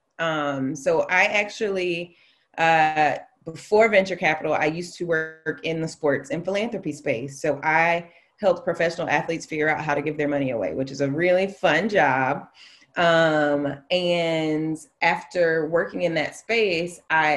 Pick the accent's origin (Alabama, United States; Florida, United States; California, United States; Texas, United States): Alabama, United States; moved away; I'm from Alabama. I went to failing schools for a long time in my life